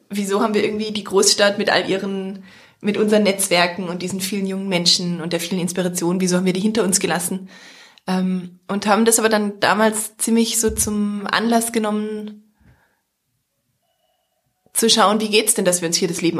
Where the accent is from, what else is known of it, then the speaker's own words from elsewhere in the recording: Heilbronn, Baden-Württemberg, Germany; moved away as an adult; also born or lived in Vienna, Austria; now in Fläming, Germany; habe eigentlich gar keinen dörflichen oder ländlichen Hintergrund. Also ich bin in der Stadt aufgewachsen, in Heilbronn in Baden-Württemberg, bin dann zum Studium nach Wien gegangen und bin damals in Österreich zum ersten Mal aufs Land gezogen.